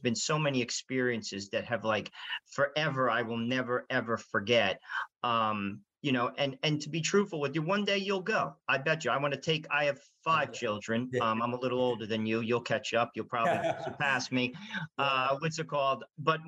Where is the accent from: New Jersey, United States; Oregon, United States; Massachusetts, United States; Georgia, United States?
New Jersey, United States; I'm from New Jersey